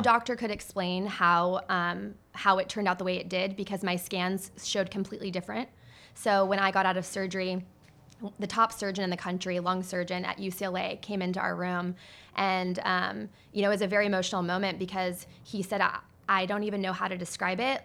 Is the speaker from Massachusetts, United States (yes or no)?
no; Mesa, Arizona, United States; also born or lived in Scottsdale, Arizona; Arizona is where I was born, and I grew up mainly in Mesa, Arizona